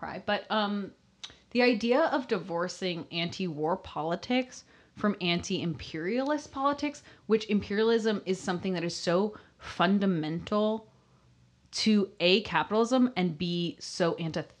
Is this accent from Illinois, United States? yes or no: yes; Chicago, Illinois, United States; I'm from Chicago